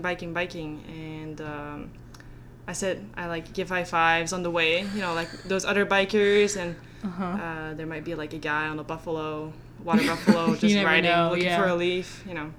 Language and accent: English; Antwerp, Flanders, Belgium; first language Flemish; English is a second language; moved away as an adult; now in North Carolina, United States; In an Antwerp accent, you know, I'm from Antwerp